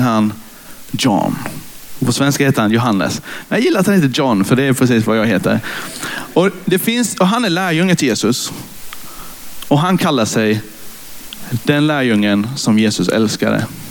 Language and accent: Swedish; Karlshamn, Blekinge, Sweden; moved away as an adult; now in Nybro, Sweden; Jag är influgen från Karlshamn där jag är uppfödd och uppvuxen